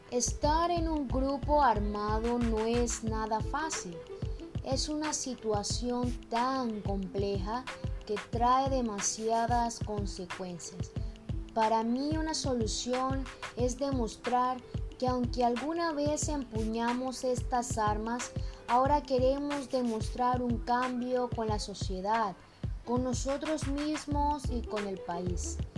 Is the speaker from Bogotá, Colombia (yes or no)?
yes; Bogotá, Colombia; moved away; víctima de estos conflictos en nuestro país, Colombia. Bueno, tengo 43 años, soy de Bogotá.